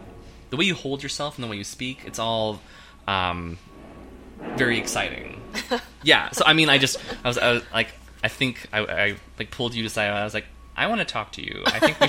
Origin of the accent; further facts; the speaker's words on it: Poplar Bluff, Missouri, United States; You know, I was born in Missouri.